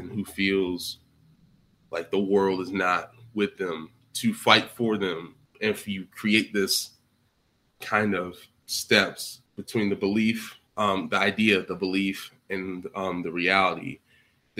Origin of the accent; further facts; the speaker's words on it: Georgia, United States; I'm from Georgia.